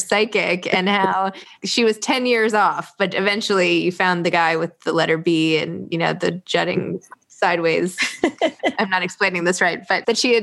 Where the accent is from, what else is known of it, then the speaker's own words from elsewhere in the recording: New York City, New York, United States; I was from New York